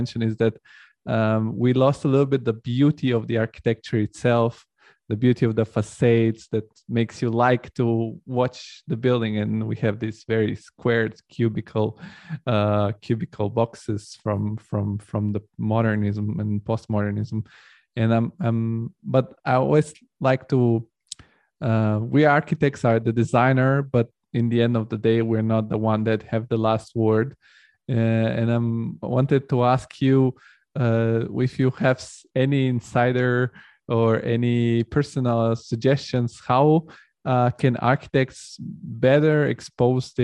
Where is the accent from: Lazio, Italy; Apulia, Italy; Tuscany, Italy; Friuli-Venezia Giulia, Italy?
Lazio, Italy; Rome; now in Frankfurt, Germany; I grew up in Rome